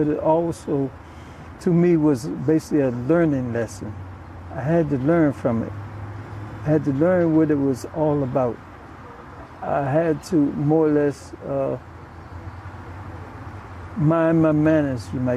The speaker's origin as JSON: {"language": "English", "town": "Washington", "region": "District of Columbia", "country": "United States", "tie": "born or raised there", "said": "I grew up on Walter Street, a renowned street where the whole block was known for the athletes"}